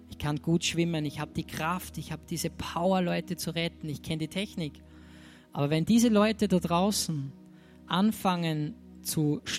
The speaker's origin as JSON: {"language": "German", "country": "Austria", "said": "bei uns in Österreich ist, wenn man Geschenk, hier habe ich da mitgebracht, ach, das hätte nicht sein müssen."}